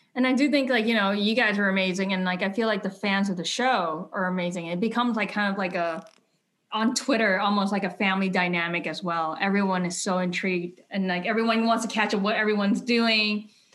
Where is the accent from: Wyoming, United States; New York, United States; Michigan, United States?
New York, United States; New York City; I grew up in New York, um, in Brooklyn